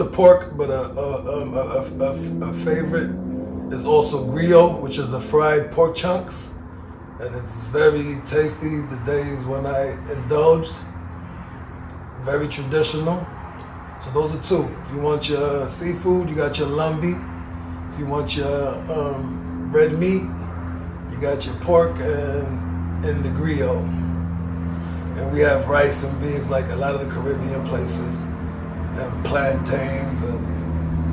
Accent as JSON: {"language": "English", "town": "New York City", "region": "New York", "country": "United States", "tie": "born or raised there", "said": "I was born here in Queens"}